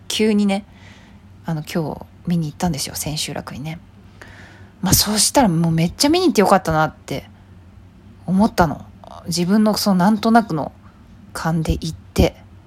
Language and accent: Japanese; Hyogo, Japan; 私は兵庫だからね